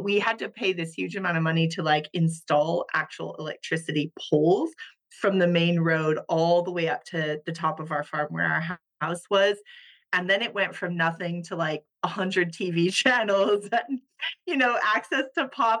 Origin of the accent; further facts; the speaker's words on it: Hawaii, United States; moved away as an adult; also born or lived in Japan; now in Luxembourg; I was born and raised in Hawaii